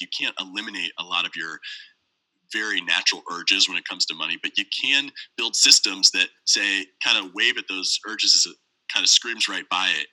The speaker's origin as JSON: {"language": "English", "town": "St. Louis", "region": "Missouri", "country": "United States", "tie": "born or raised there", "said": "I was born and raised in St. Louis. I currently live here now"}